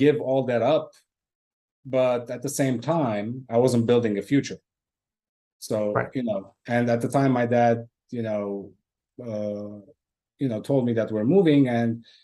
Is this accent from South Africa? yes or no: no; Lebanon; moved away; was born and raised in Lebanon, but yeah, by ancestry, I'm Armenian